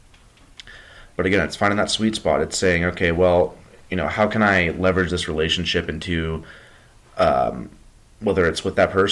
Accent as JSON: {"language": "English", "town": "Berthoud", "region": "Colorado", "country": "United States", "tie": "born or raised there", "said": "when I was in Berthoud, my hometown"}